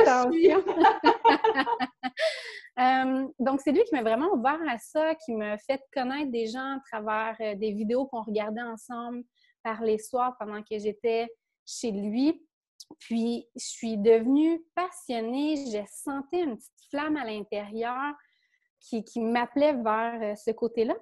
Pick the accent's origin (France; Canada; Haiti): Canada; a small village in Quebec; je viens d'un petit village, moi, au Québec